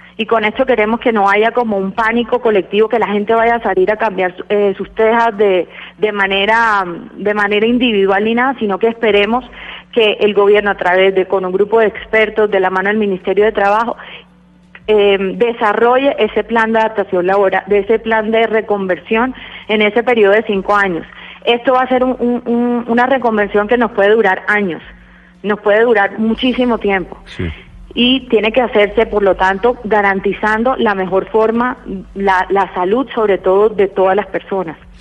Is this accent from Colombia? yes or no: yes; Colombia; A nosotros como colombianos